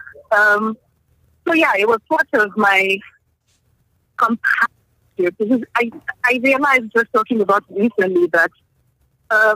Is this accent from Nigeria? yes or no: yes; Nigeria; I'm from Nigeria.